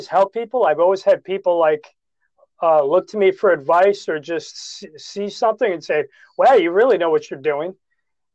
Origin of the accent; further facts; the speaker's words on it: New York City, New York, United States; I'm from New York City